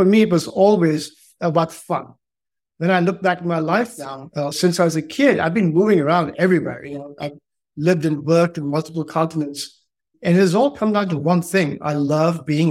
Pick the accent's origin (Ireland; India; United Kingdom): India; also born or lived in Allahabad, Uttar Pradesh / Northeast India / Delhi / Andhra Pradesh (roots); I'm from India. My roots are from the south of India, from Andhra Pradesh. I was born in 1967 in Allahabad, which used to be in Uttar Pradesh